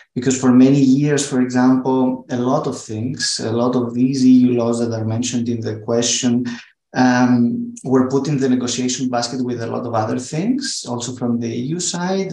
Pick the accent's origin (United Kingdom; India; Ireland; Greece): Greece; Thessaloniki, Central Macedonia; my hometown in Thessaloniki, where we're based